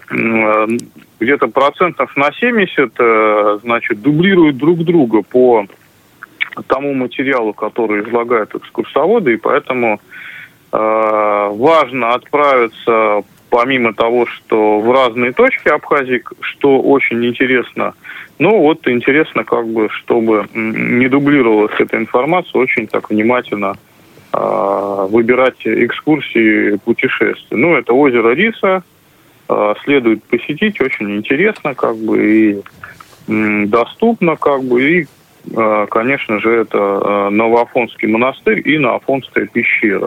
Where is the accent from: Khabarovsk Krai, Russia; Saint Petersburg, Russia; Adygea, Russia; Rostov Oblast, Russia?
Saint Petersburg, Russia; St Petersburg